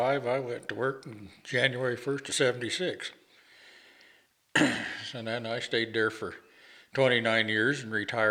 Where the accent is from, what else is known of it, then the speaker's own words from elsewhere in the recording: New Raymer, Colorado, United States; also born or lived in Sterling, Colorado; I was born in Sterling, but I was raised here in Raymer.